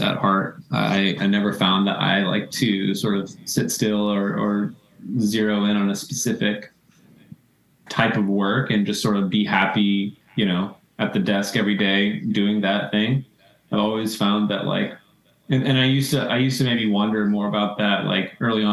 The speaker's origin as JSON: {"language": "English", "region": "Tennessee", "country": "United States", "tie": "born or raised there", "also_born_or_lived": "the South", "moved": "as an adult", "lives_now": "New York City, United States", "said": "I grew up in the South. I'm from Tennessee originally. Mostly grew up in the South"}